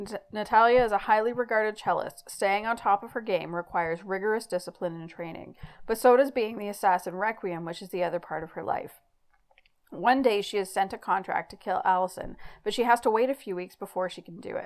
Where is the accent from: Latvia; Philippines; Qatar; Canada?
Canada; accent: Canadian; my sexy Canadian accent.